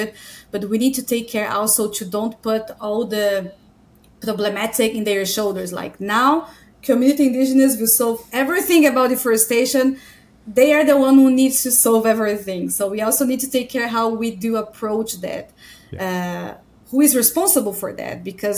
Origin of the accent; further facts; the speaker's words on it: Brazil; moved away as an adult; now in Germany; I am from Brazil, so when I am in Germany, I'm not privileged regarding geographic location. I'm Latina here